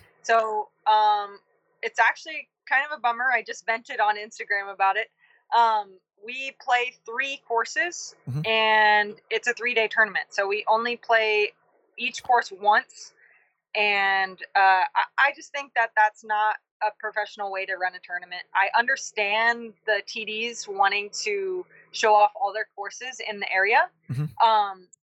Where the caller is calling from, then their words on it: Auburn, California, United States; Oh, I am calling from Auburn, California. This is where the U.S. Women's Championship is in just a few days. So just rolled into town a couple hours ago.